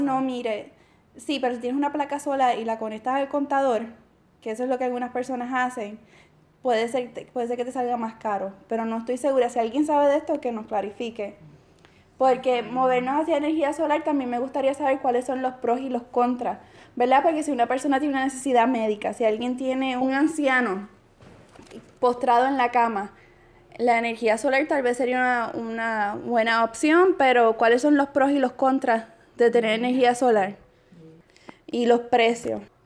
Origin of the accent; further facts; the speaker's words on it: Puerto Rico; moved away as an adult; yo soy puertorriqueña